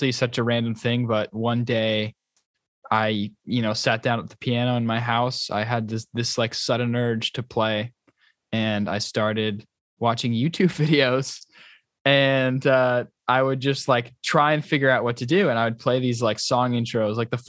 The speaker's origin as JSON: {"language": "English", "region": "New York", "country": "United States", "moved": "as an adult", "lives_now": "Boston, United States", "said": "I'm from New York. So like I grew up a Yankee fan, and when I went to college in Boston"}